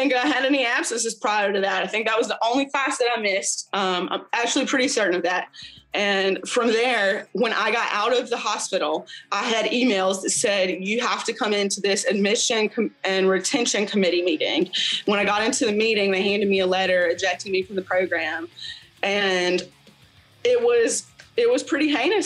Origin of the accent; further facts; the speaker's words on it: North Carolina, United States; I'd gone to another city in North Carolina, Greensboro, which is like 3 or 4 hours away from my hometown